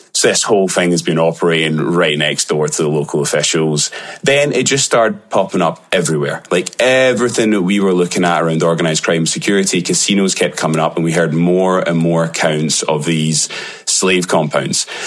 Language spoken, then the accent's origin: English; Glasgow, Scotland, United Kingdom; accent: Glaswegian; my Glaswegian accent